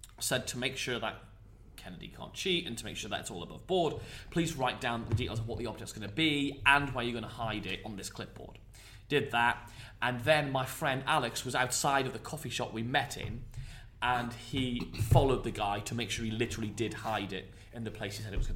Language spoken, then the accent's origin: English; Cramlington, North East England, United Kingdom; Cramlington where I was brought up